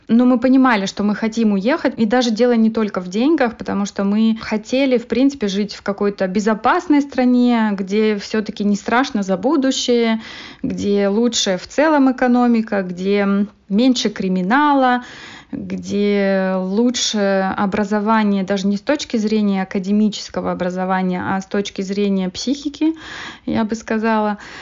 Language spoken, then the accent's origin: Russian; Moldova; moved away as an adult; now in Canada; я родом из Молдовы